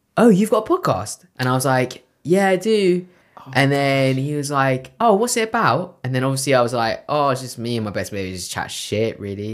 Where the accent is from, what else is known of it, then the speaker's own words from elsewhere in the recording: London, United Kingdom; I'm from West London.